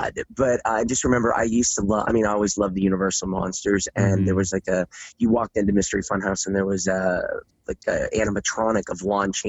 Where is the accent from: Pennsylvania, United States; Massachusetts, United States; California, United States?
Pennsylvania, United States; Pittsburgh; I'm from Pittsburgh, Pennsylvania.